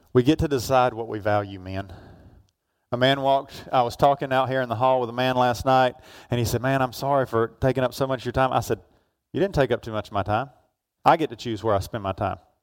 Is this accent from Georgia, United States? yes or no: yes; Georgia, United States; where I grew up down in Georgia